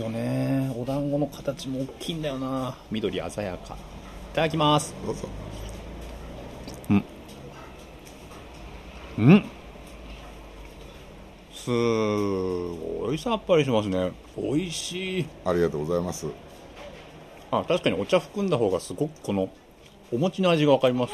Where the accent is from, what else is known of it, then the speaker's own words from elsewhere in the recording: Shibamata, Tokyo, Japan; 生まれも育ちも石川さん柴又ですけれども、はい、柴又の良さっていうのは